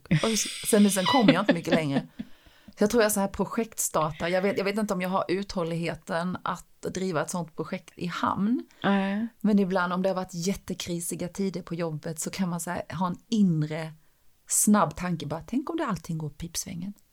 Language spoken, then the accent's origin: Swedish; Sweden; jag bara det är ett danskt ID, säger jag, för jag vågade inte säga att jag var från Sverige.